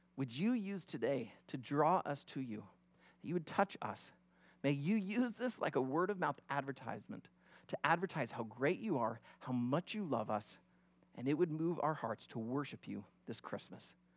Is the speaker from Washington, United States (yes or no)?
no; near Glenwood, Iowa, United States; moved away; I grew up about only thirty, forty, uh, minutes from Glenwood